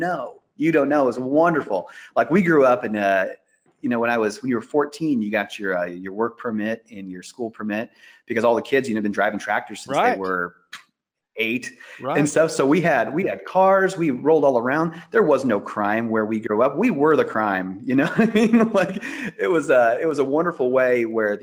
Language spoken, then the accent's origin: English; Iowa, United States; I grew up in Iowa